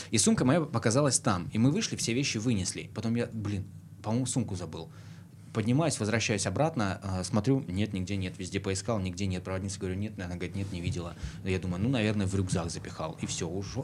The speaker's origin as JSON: {"language": "Russian", "area": "Far East", "region": "Russian Far East", "country": "Russia", "moved": "yes", "lives_now": "Krasnodar, Russia", "said": "я с Дальнего Востока, это же ну, такое, такое место, где люди говорят инако."}